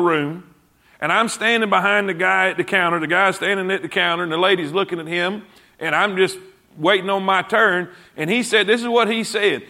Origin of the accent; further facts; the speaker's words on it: South Florida, United States; moved away as an adult; also born or lived in South Carolina; I grew up in South Florida.